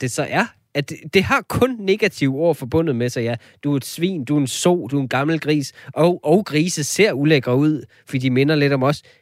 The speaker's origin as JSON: {"language": "Danish", "country": "Denmark"}